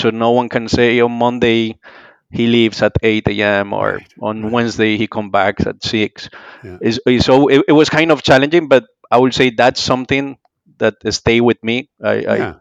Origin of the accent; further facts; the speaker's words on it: Medellín, Antioquia, Colombia; moved away; I grew up in Medellin, Colombia, early in the time